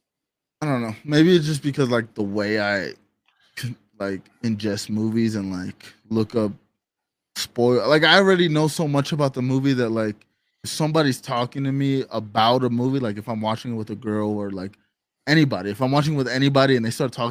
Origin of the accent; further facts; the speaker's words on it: Florida, United States; also born or lived in New York; growing up, obviously I'm from Florida, so like I had a lot of experience at the beach